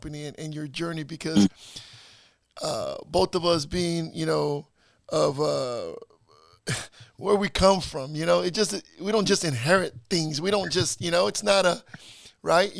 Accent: Salinas, California, United States; also born or lived in East Los Angeles, California; I was born in East L.A. and raised here in East Salinas

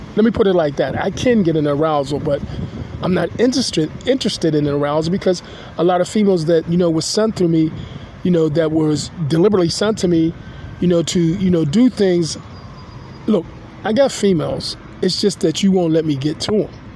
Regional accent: Pittsburgh, Pennsylvania, United States; I'm a Pittsburgher, I'm a Pennsylvanian, and I'm an American citizen

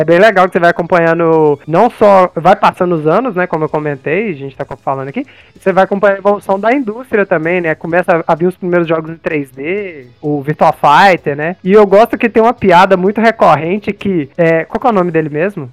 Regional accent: interior of Minas Gerais, Brazil; eu sou do interior de Minas

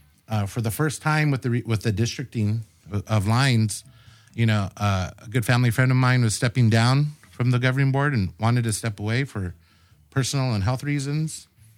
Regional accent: National City, California, United States; born and raised in the South Bay, specifically born and raised in National City, lifelong resident. Woo-hoo. Currently live there in a house I've owned for the last 12 years with my wife, Stephanie, and our two daughters.

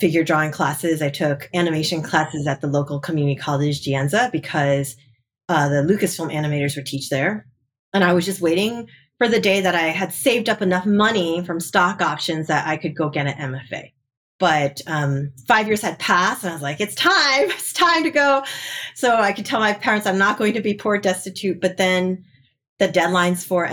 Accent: New Jersey, United States; now in California, United States; I grew up in the best state of the nation, which is New Jersey.

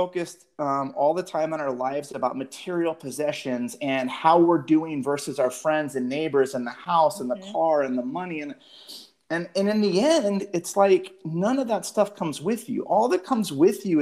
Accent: Phoenix, Arizona, United States; I grew up here in West Phoenix

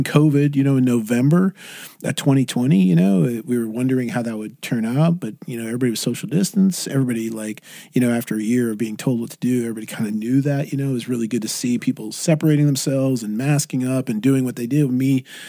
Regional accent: Irvine, California, United States; you know, I'm from Irvine. You know, I live in Irvine

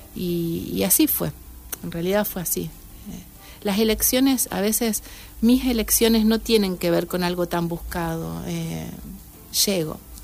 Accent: Santa Fe, Argentina; yo nací en Santa Fe

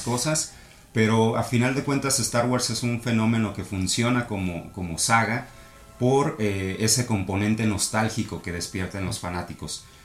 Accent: Mexico City, Mexico; now in Tijuana, Mexico; soy chilango.

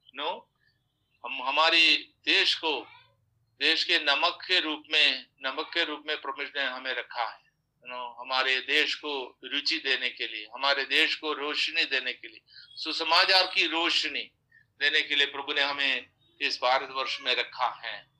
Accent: Kerala, India; हम तो केरल में चार बार खाते हैं

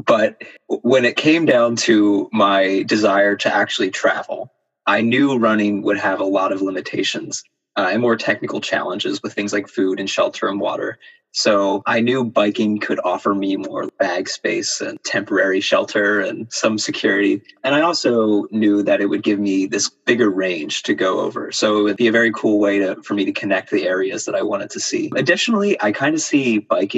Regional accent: Pennsylvania, United States; I'm from Pennsylvania and I've been here for over 20 years

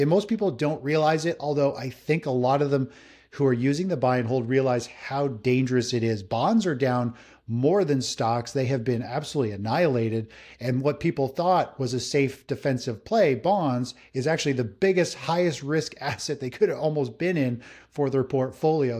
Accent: just north of Toronto, Ontario, Canada; I'm, I'm Canadian, up just north of Toronto in Canada here

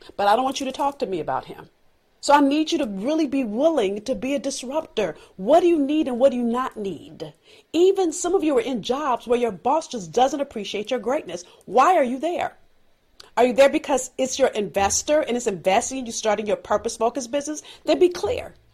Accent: Los Angeles, California, United States; I'm from South Central L A. I've learned things growing up

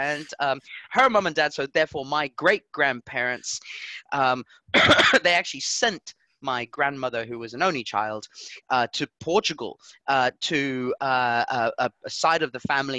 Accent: Southampton, South East England, United Kingdom; Mate. We're from Southampton.

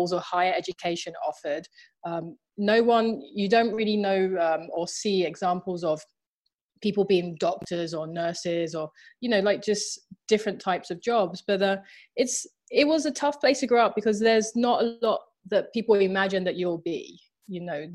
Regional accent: London, United Kingdom; I'm from Southeast London, I'm from Thamesmead

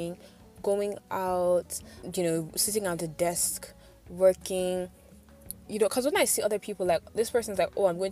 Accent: Nigeria; as a Nigerian doing freelance

